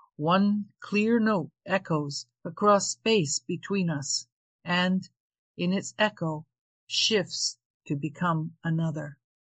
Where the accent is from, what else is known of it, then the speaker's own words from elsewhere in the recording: Ontario, Canada; moved away as an adult; also born or lived in Toronto; now in Charlottetown, Newfoundland, Canada; I was born in Ontario. I lived there most of my life, but I moved to the eastern coast of Newfoundland in December 2020